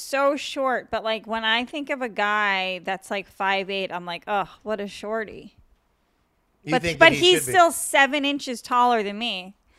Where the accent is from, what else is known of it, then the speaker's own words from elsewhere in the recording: Massachusetts, United States; I'm from Massachusetts.